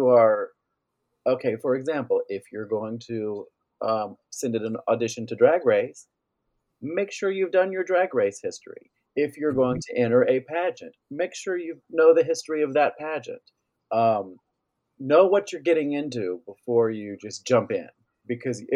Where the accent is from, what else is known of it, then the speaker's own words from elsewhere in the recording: Tavares, Florida, United States; also born or lived in Orlando, Florida; growing up in Lake County